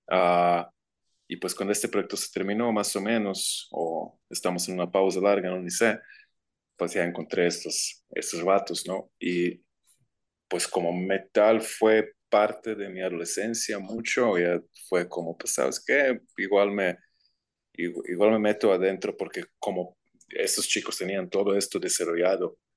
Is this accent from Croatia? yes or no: yes; Croatia; Spanish is a second language; moved away as an adult; now in Guadalajara, Mexico; Ah, yo soy de Croacia, originalmente.